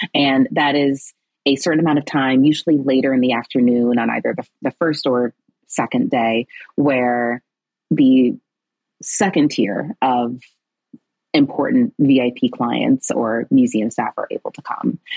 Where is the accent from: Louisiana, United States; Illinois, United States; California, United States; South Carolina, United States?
Illinois, United States; Chicago; moved away; also born or lived in New York City; I'm originally from Chicago